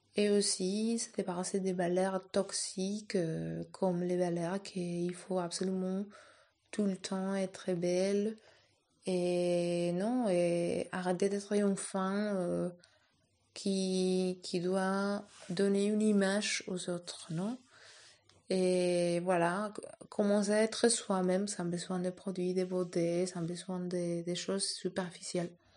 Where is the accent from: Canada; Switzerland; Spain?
Spain; Madrid, Community of Madrid; moved away; je suis de Madrid